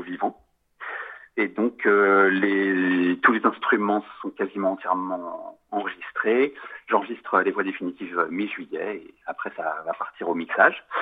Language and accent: French; Paris, Île-de-France, France; moi je suis un Parisien pur sucre, quoi, si je puis dire. J'y suis né, j'y ai toujours vécu.